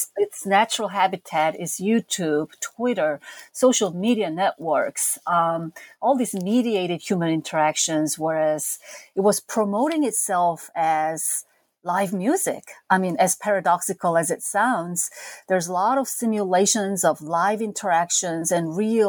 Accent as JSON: {"language": "English", "country": "South Korea", "tie": "born or raised there", "moved": "as an adult", "lives_now": "United States", "said": "As a teenager growing up in South Korea in the 70s and 80s"}